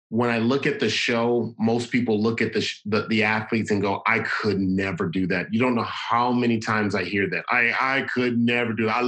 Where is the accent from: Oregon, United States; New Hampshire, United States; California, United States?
California, United States; Los Angeles; the kids there are kind of like me and how I grew up in South Central Los Angeles.